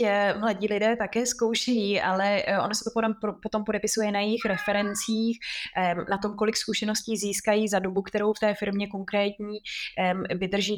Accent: Czechia; moved away as an adult; now in London, United Kingdom; jsme jako Češi

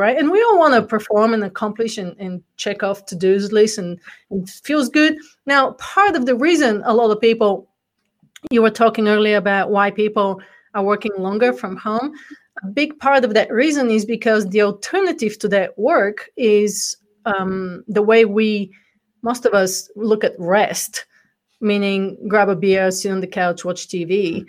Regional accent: Bulgaria; accent: Bulgarian; English is a second language; now in United States; Well, actually, before I came from the corporate world, I came from Bulgaria, which is where the accent's from. So I'm actually a first generation immigrant in America

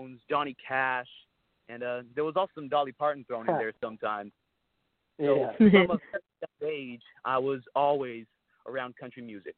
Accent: Brazil; also born or lived in United States; now in Nashville, United States; I was born in Brazil, you know, and my dad was a bull rider, and that's the reason why we moved here to the United States

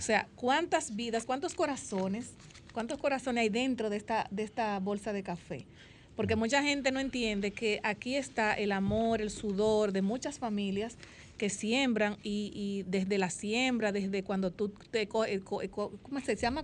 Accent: Dominican Republic; uno como dominicano

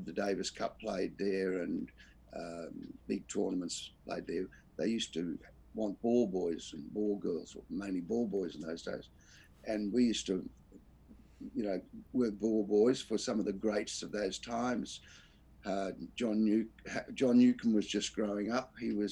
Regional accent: Perth, Western Australia, Australia; moved away as an adult; now in Sydney, Australia; I was brought up in Perth

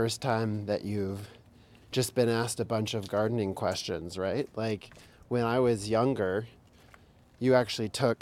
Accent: Albuquerque, New Mexico, United States; growing up in Albuquerque

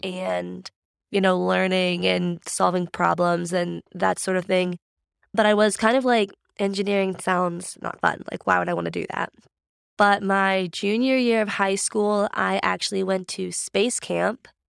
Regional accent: Grove City, Pennsylvania, United States; I'm actually from Grove City. So, my parents both went to Grove City in the nineties and met, got married

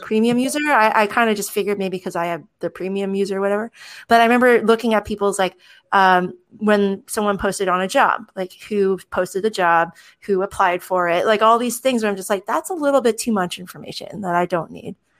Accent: United States; my status as an American citizen

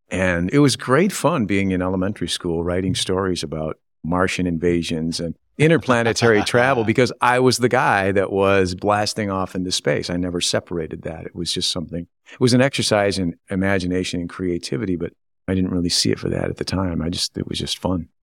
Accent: Grayling, Michigan, United States; also born or lived in Pontiac, Michigan / Waterford Township, Michigan; I was born in Pontiac. I grew up in Waterford Township until my fourth grade year of school and moved to Grayling

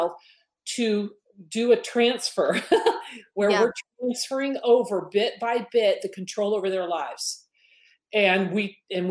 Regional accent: Detroit, Michigan, United States; moved away as an adult; also born or lived in Southern California; I grew up in Detroit, okay? I raised my kids in Southern California

